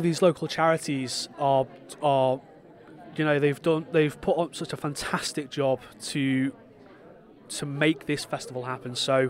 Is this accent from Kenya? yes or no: no; Douglas, Isle of Man; I am from Douglas.